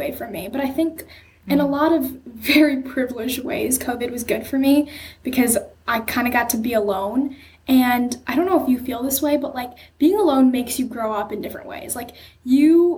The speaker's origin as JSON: {"language": "English", "area": "Bay Area", "region": "California", "country": "United States", "tie": "born or raised there", "said": "I was born in Bay Area, California. I've lived there my entire life"}